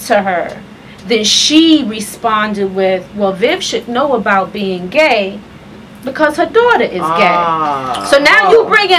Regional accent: New York City, New York, United States; moved away as an adult; now in Charlotte, United States; I'm from Southside Jamaica, Queens.

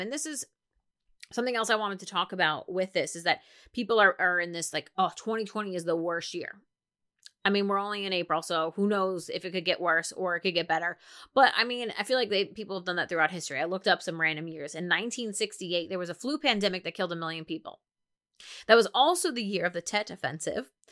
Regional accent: New Jersey, United States; I'm from New Jersey

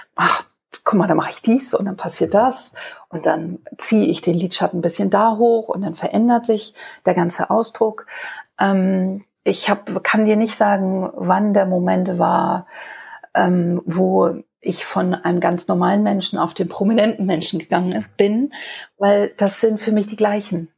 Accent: Hamburg, Germany; Also mein Vater hat ein Kabarett äh, für Travestie bei uns in Hamburg auf der Reeperbahn. Und da bin ich als kleines Mädchen aufgewachsen

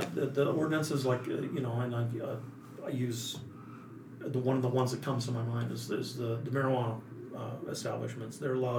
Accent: Montana, United States; Because I've seen so many people that when I came from Montana, we had people up there that had settled in the 30s and had acreage and had a log house on acreage.

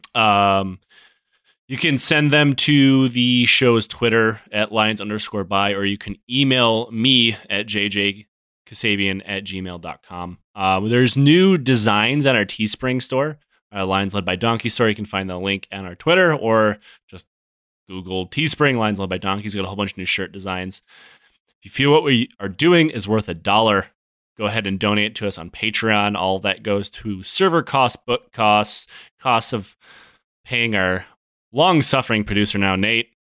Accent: Michigan, United States; growing up in Michigan, Chicago isn't very far away

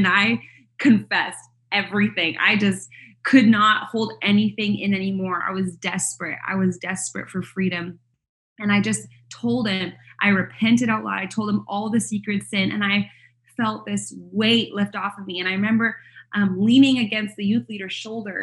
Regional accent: Canada; moved away as an adult; now in United States; Canada, which is where I'm from. I'm not American. I married an American, so I live here in the States.

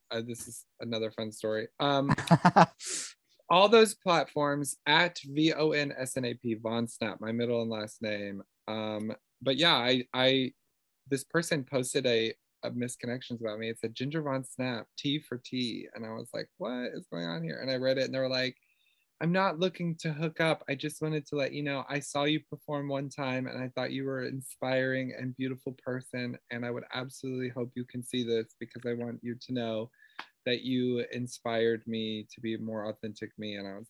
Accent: the South, United States; I'm from the South, living in the big city. So I come from a really non-progressive area.

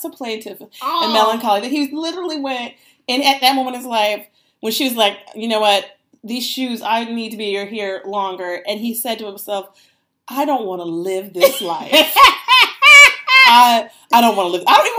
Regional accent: United States; Because we're American.

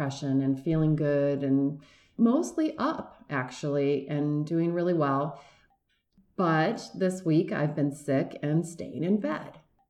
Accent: Michigan, United States; Well, it's funny. I grew up in Michigan, and I'm not a big fan of cold weather.

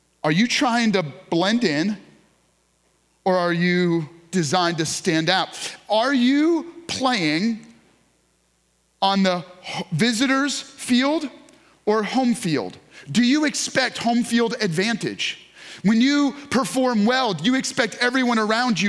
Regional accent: New York, United States; moved away; I grew up in New York

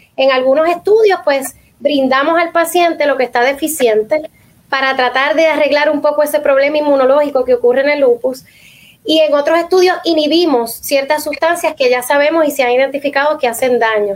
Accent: Puerto Rico; nosotros como puertorriqueños

